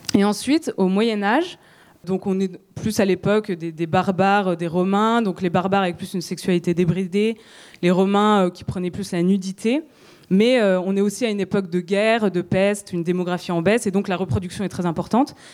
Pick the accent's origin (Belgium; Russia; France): France; chez nous, en France